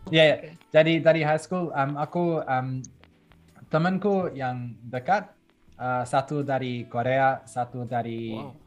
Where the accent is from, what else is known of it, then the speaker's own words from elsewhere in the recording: Belgium; Indonesian is a second language; moved away; aku lahir di Belgium